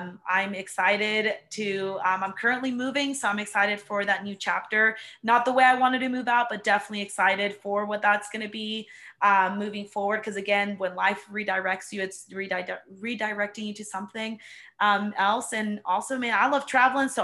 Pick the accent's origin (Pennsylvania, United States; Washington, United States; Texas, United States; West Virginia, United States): Texas, United States; Cypress; moved away; I'm originally from Cypress in Houston, Texas. It's like a suburb area